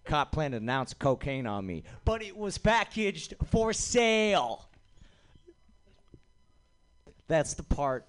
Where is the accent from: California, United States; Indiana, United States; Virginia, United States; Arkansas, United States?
California, United States; Los Angeles; Los Angeles. Before that, who knows? Spent some time in Nice.